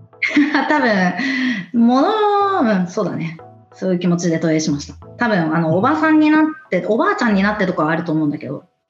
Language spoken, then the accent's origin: Japanese; Japan; moved away as an adult; now in United Kingdom; 生まれ育ちは完全に日本なんですよ。うん、で、大人になって、それこそ30超えていきなりイギリスに来て